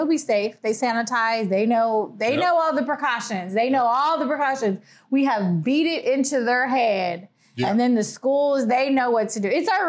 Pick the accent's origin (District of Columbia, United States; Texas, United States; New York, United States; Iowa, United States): Texas, United States; because we're from Texas.